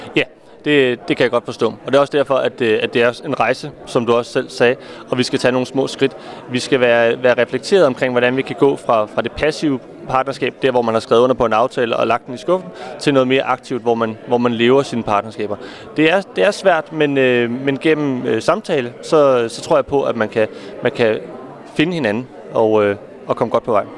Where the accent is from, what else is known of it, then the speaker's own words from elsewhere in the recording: Copenhagen, Capital Region of Denmark, Denmark; Nu er jeg selv fra København